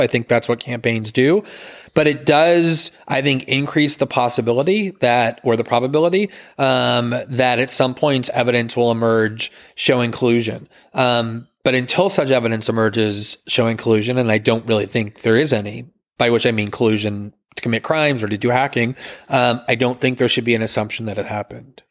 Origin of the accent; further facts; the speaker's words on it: United States; as an American